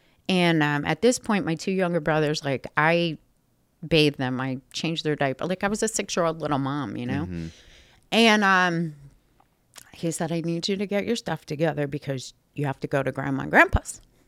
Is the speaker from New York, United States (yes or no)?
yes; Schenectady, New York, United States; Like Schenectady, which is outside of Albany.